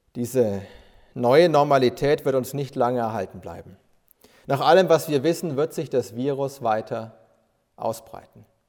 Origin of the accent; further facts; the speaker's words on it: Bavaria, Germany; bei uns in Bayern